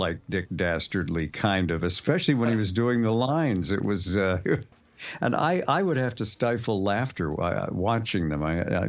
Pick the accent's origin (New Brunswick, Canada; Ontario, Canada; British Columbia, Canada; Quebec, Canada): Quebec, Canada; Montreal; I did not grow up watching cartoons. We didn't have a TV in the house, and I was raised in Montreal, Canada, and kids under 16 couldn't go to movies in those days.